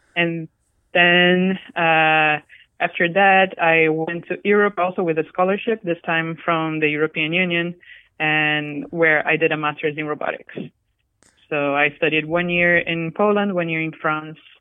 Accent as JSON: {"language": "English", "country": "Brazil", "tie": "born or raised there", "also_born_or_lived": "Japan", "second_language": "English", "moved": "as an adult", "said": "I'm Brazilian. I grew up in Brazil, and I went to college in Japan."}